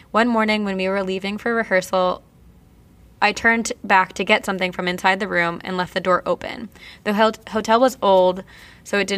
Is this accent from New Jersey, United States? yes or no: yes; Vernon, New Jersey, United States; I'm from New Jersey. Did I hear that one of you from New Jersey also? I am. I'm from Vernon, where Mountain Creek Action Park is